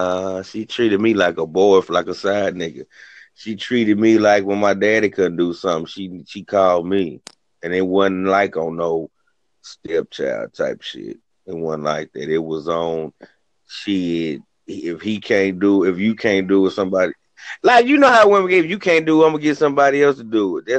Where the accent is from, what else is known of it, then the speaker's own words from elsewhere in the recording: Rochester, United States; I'm from Rochester. I've been seeing these from Rochester, to Rochester to Memphis.